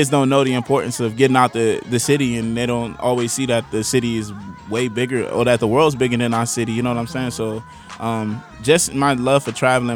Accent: Washington, District of Columbia, United States; I'm from Southeast D.C., like Benning Road

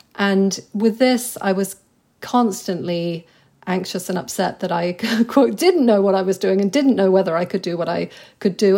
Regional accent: England, United Kingdom; moved away as an adult; also born or lived in New York; now in London, United Kingdom; I grew up in a place that was extremely provincial, and so that was my England

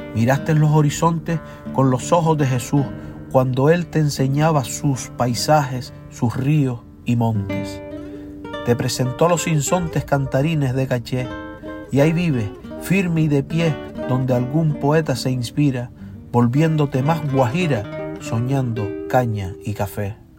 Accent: Gran Canaria, Canary Islands, Spain; soy verseador de las Islas Canarias, de la isla de Gran Canaria concretamente

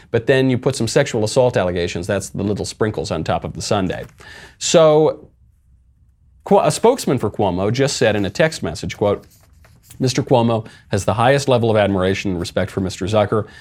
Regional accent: New York, United States; I was born and raised in New York

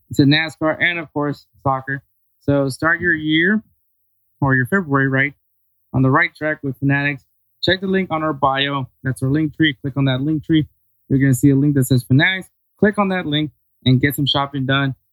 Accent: Texas, United States; also born or lived in Los Angeles, California; I'm a Texas boy

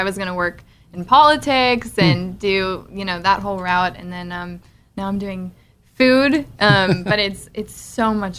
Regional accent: Austin, Texas, United States; moved away; I'm from Austin, and no one eats maple really in Austin

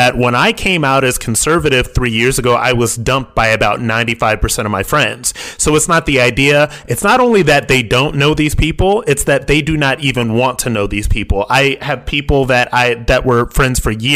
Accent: Akron, Ohio, United States; I am from Akron, Ohio

